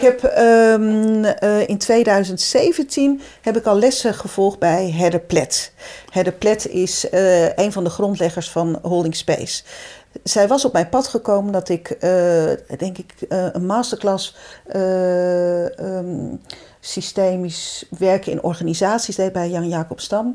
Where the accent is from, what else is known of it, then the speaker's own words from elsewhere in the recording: Zeeland, Netherlands; moved away as an adult; also born or lived in Brabant; ik ben Zeeuwse